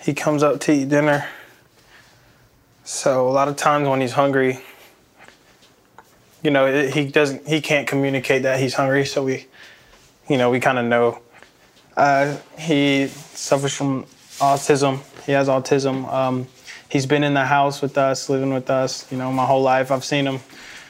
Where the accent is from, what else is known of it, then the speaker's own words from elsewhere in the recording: Columbus, Georgia, United States; I'm from Columbus, Georgia. Georgia boy